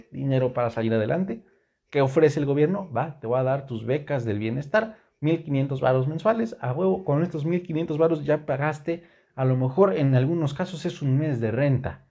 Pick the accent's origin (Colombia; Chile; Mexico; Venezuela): Mexico; general los mexicanos tenemos que empezar a pensar que los corruptos y los culeros no son los políticos, somos los mexicanos.